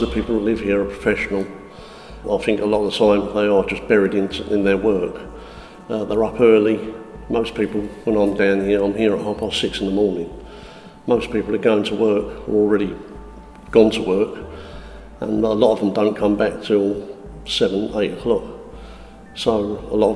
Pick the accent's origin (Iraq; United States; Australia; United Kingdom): United Kingdom; Southend-on-Sea, East of England; I'm originally from Essex, Southend-on-Sea